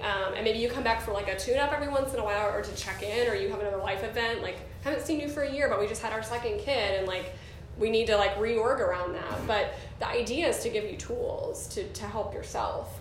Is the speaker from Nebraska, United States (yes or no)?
no; New Jersey, United States; I was born in New Jersey.